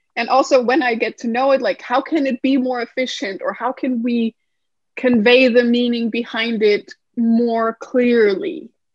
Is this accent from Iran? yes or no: no; Denmark; moved away as an adult; also born or lived in United States; I'm originally from Denmark, which is in Scandinavia